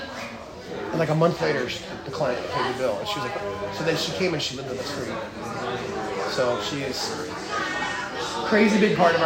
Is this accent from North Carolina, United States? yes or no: yes; Wilmington, North Carolina, United States; moved away; I'm from Wilmington